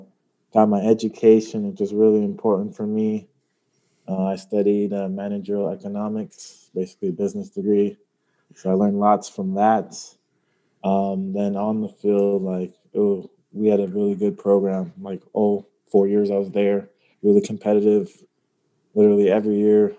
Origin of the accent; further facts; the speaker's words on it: Sacramento, California, United States; been on like 5-6 clubs growing up, on like the Sacramento area where I was born